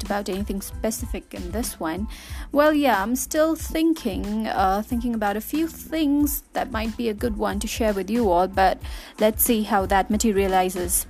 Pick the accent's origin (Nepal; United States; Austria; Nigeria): Nepal; I'm from Nepal, a beautiful, lively country of the Everest